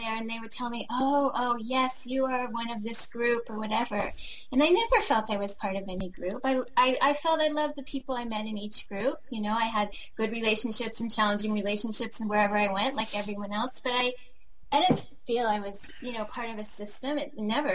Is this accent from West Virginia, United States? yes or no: no; Washington, District of Columbia, United States; moved away; also born or lived in Hawaii; I grew up in Washington, D.C.